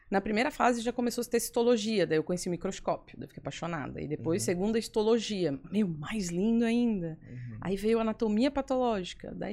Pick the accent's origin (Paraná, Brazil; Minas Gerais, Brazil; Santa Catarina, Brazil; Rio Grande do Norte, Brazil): Santa Catarina, Brazil; Florianópolis; eu nasci na Carmela. Então, eu nasci, me formei, eu fiz a residência e hoje eu trabalho na Carmela Dutra.